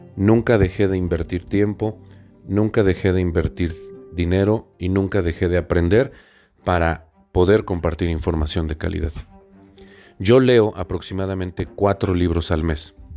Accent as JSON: {"language": "Spanish", "region": "Puebla", "country": "Mexico", "said": "yo soy de Puebla Capital"}